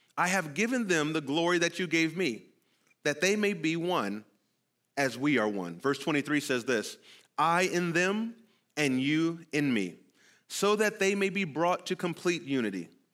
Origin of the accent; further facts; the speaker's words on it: California, United States; moved away; I'm from California